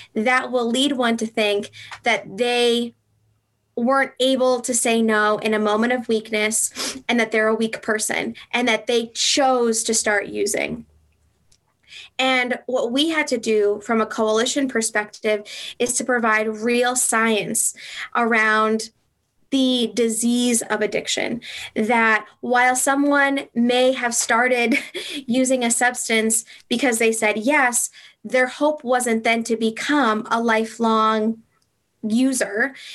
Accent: Franklin, United States; also born or lived in Southern California; I grew up in Franklin, and I had moved away and lived in Southern California for six years. And I moved back

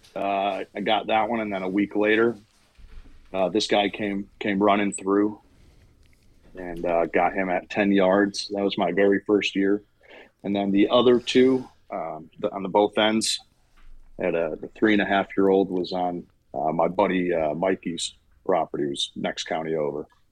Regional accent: Massachusetts, United States; moved away as an adult; now in Hopewell Junction, United States; I'm from Massachusetts

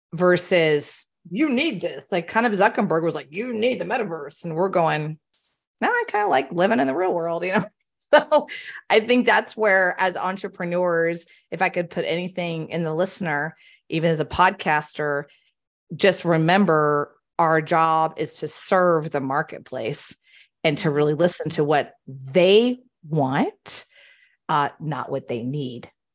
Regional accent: Houston, Texas, United States; moved away; I'm born and raised in Houston

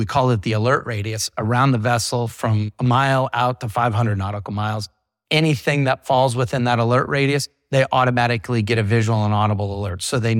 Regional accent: England, United Kingdom; Our headquarters is in the UK, if you can't tell by my accent.

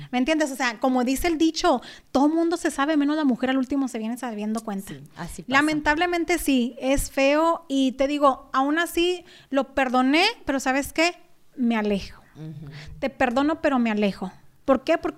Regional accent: Mexico; conociéndonos de pequeño, vecinos allá en México y luego ya toda una vida juntos

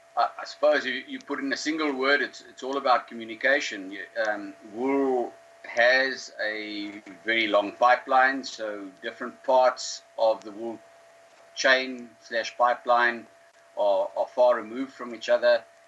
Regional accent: Karoo, South Africa; I grew up in the Karoo, um, close to where, where I'm living now.

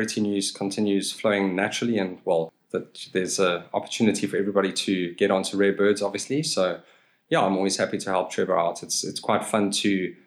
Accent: Pietermaritzburg, KwaZulu-Natal, South Africa; moved away as an adult; also born or lived in Pretoria; now in Cape Town, South Africa; I'm also a KZN boy, actually, born and raised in Pietermaritzburg.

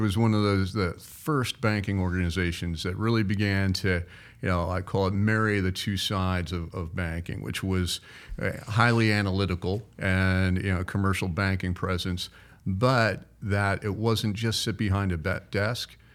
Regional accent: Cincinnati, Ohio, United States; also born or lived in Florida; now in Iowa, United States; I grew up in Cincinnati

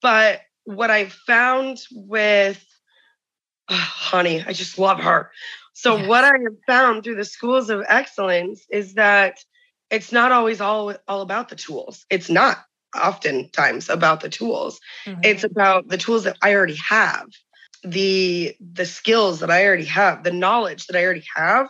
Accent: Indiana, United States; I'm from Indiana

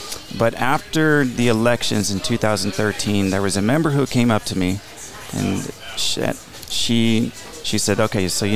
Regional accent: Palm Springs, California, United States; also born or lived in Riverside, California; Born and raised in Palm Springs, and some of my fondest memories are spending time on the Andreas Ranch

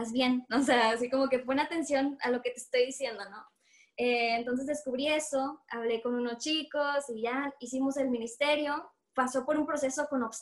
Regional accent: Monterrey, Nuevo León, Mexico; soy músico de Dios. Eh, coordino un ministerio de música eh, aquí donde soy en Monterrey, Nuevo León.

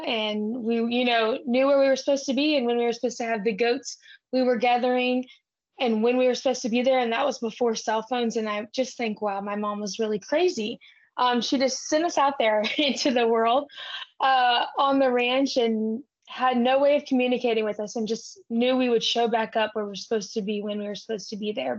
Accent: Brackettville, Texas, United States; now in Fort Worth, United States; I'm from South Texas and my family ranches

